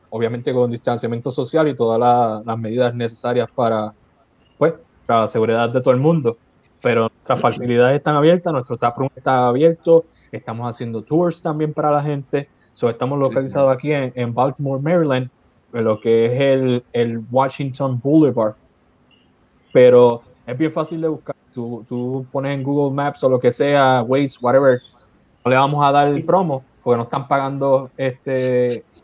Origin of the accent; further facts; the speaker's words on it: Carolina, Puerto Rico; nací, yo, nací, y me creí en Carolina